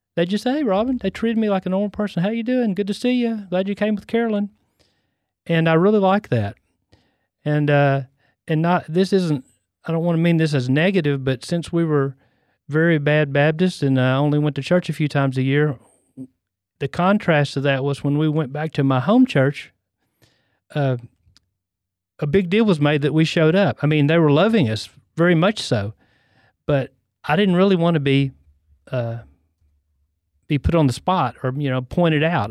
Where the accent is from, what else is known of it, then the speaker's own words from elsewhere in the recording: West, Texas, United States; also born or lived in Temple, Texas; I was born and raised in Central Texas. I was born in Temple